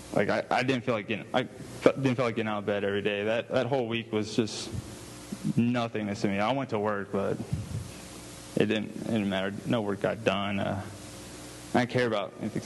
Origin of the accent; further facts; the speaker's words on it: Houston, Texas, United States; where I was born and raised in Houston, Texas